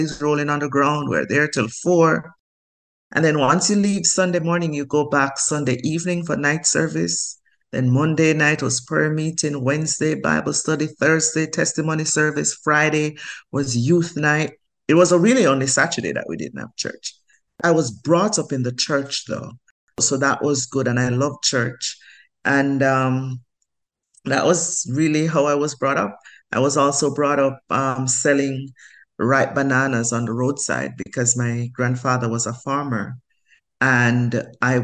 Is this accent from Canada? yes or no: no; Jamaica; moved away as an adult; also born or lived in Grenada; now in United States; I grew up in the country in Jamaica, in a place called Mount Rasa, with my grandparents